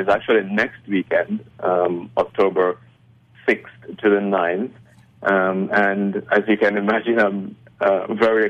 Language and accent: English; Jamaica; I was born in Jamaica